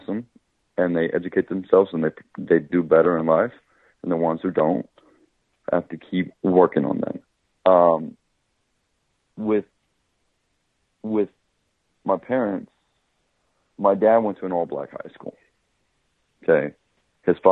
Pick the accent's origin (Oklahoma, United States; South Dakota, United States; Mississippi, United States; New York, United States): Oklahoma, United States; moved away; when you grow up in Oklahoma, you grow up in a society which is majority of whites